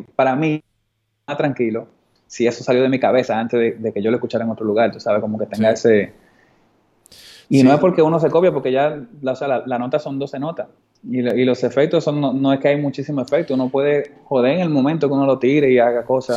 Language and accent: Spanish; Dominican Republic; un dominicano montaba skate y se veía como yo